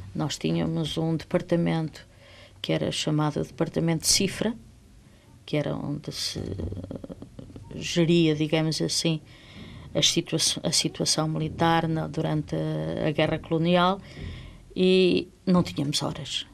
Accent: Angola; moved away as an adult; now in Portugal; Angola era a minha terra.

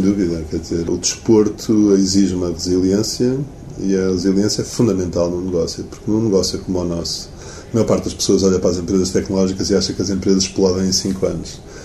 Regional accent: Portugal; also born or lived in United States; sou português

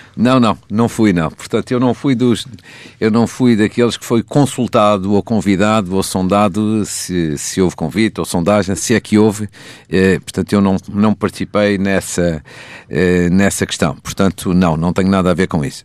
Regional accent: Portugal; moved away; a FAF, que é a minha terra.

